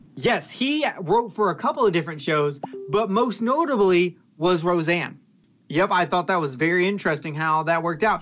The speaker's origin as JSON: {"language": "English", "region": "the South", "country": "United States", "said": "I'm from the South"}